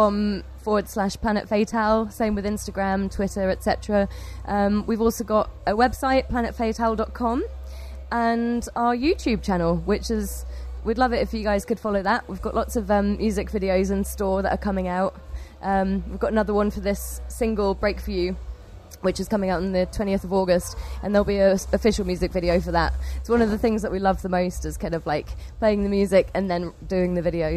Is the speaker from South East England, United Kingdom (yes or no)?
no; Cambridge, East of England, United Kingdom; we play heavy rock music and we're from Cambridge.